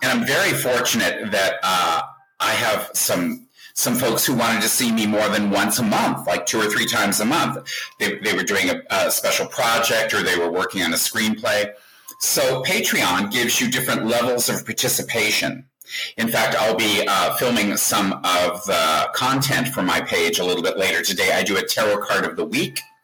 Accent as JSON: {"language": "English", "region": "Colorado", "country": "United States", "tie": "born or raised there", "moved": "yes", "said": "when I grew up in Colorado, we didn't know from Jews."}